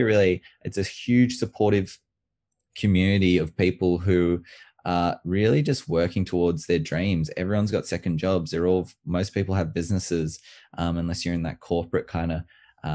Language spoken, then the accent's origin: English; Orange, New South Wales, Australia; also born or lived in Canberra, Australia; now in Queensland, Australia; I was born in Canberra and I moved to a place called Orange in 2000. And Orange is a small country town, more of a city these days. So growing up there